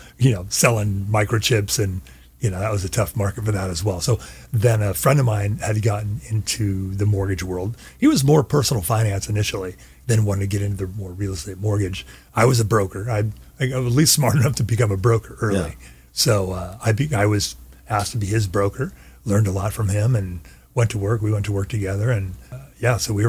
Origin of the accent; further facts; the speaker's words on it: Orange County, California, United States; Born and raised in Orange